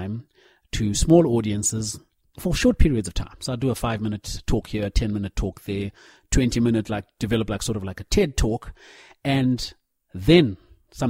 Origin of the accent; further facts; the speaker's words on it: Zimbabwe; moved away as an adult; now in South Africa; growing up in Zim, very much the biggest influences were through the church